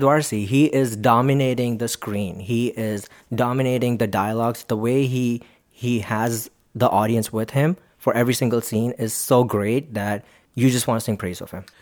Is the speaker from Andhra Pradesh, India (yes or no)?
no; Mumbai, Maharashtra, India; I am from Mumbai